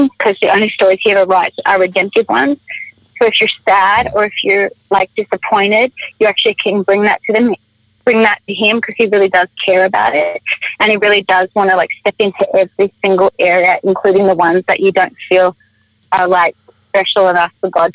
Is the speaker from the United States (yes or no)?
no; Australia; I'm Australian